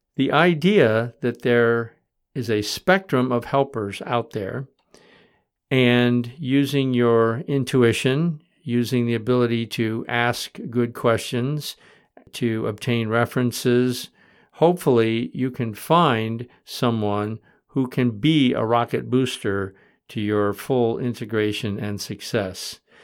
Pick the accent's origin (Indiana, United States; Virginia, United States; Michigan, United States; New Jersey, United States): Michigan, United States; now in Vermont, United States; I grew up in Michigan